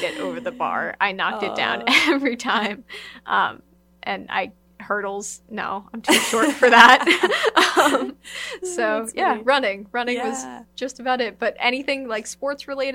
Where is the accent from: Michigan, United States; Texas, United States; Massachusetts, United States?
Massachusetts, United States; I grew up in Massachusetts